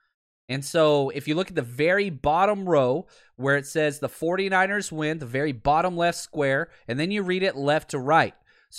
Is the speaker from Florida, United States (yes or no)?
no; Dallas, Texas, United States; moved away; I'm from Dallas, so it'd be cool to go home and party with some buddies.